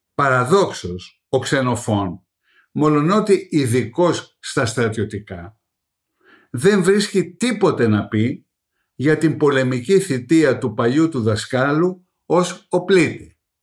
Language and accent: Greek; Greece; καμαρώνουμε ως Έλληνες